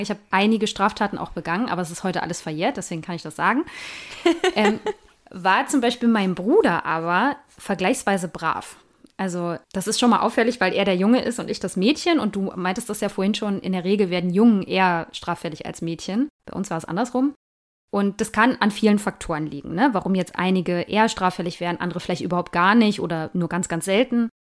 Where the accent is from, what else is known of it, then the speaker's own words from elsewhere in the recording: East Germany, Germany; ich komme ja nur auch aus Ostdeutschland